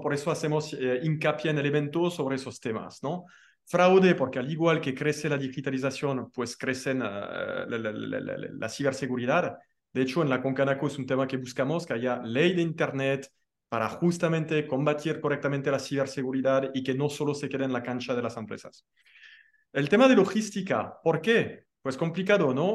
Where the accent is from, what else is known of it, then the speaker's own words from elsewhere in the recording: France; now in Mexico; como buen francés